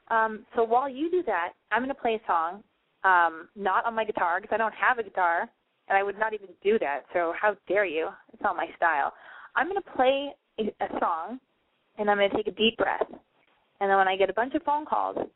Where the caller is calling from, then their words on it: Connecticut, United States; I'm calling from Connecticut.